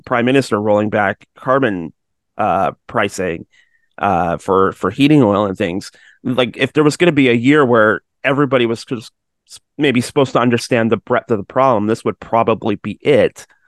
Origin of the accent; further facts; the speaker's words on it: Georgetown, Ontario, Canada; I'm from Georgetown